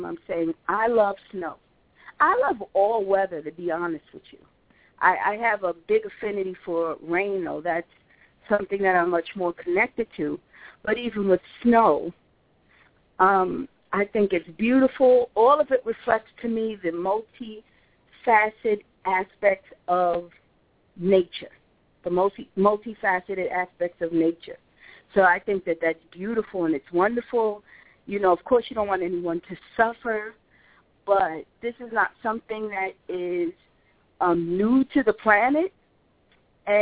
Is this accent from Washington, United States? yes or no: no; New York, United States; now in Atlanta, United States; I grew up in New York where there's some serious snow that goes on there.